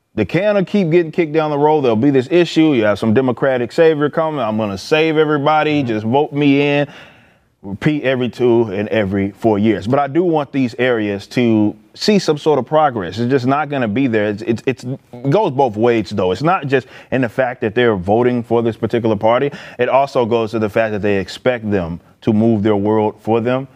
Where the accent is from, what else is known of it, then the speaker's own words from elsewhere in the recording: Dallas, Texas, United States; I'm from Oak Cliff